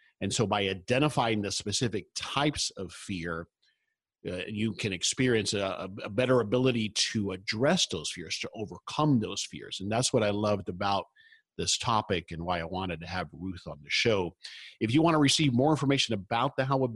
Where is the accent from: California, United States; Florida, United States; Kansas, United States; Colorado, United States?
Florida, United States; South; I grew up in South Florida.